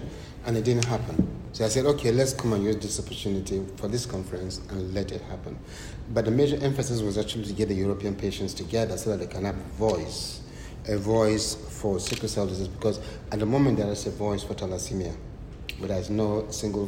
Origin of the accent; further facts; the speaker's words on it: Nigeria; now in United Kingdom; I'm Nigerian. See, I'm Nigerian.